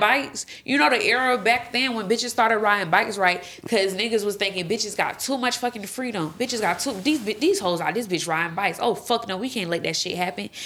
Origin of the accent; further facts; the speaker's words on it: Florida, United States; I'm from Florida